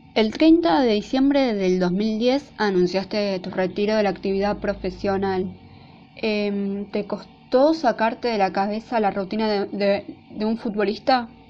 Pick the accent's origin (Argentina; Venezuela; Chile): Argentina; somos Argentina